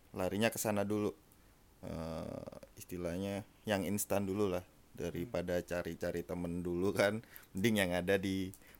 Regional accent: Gresik, East Java, Indonesia; moved away; gue dari Gersik

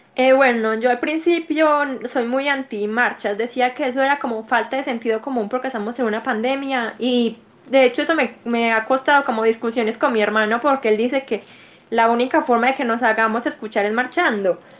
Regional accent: Medellín, Antioquia, Colombia; yo soy paisa, soy de Medellín, Colombia

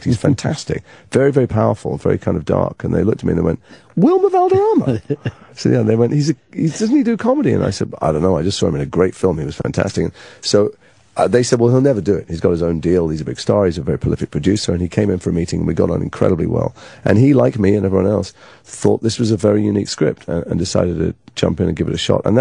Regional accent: England, United Kingdom; And because I'm English, I didn't know any of these people

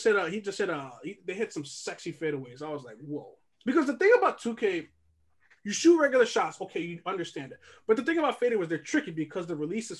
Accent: New York, United States; We're all born and raised in New York

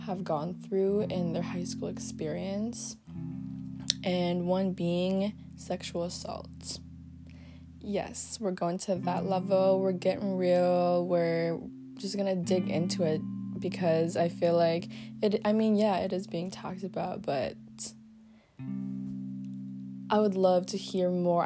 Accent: Philippines; moved away; our island is known for having, like, a lot of tourism, because it is the marble capital of the Philippines

